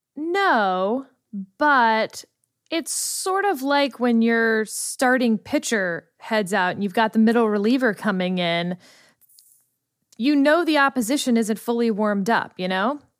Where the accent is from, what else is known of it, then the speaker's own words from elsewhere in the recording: Texas, United States; I'm from the state of Texas.